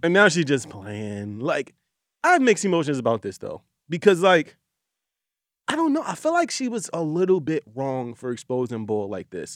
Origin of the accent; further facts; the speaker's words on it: Philadelphia, Pennsylvania, United States; I'm from Pennsylvania, though, so I think, and I'm from Philly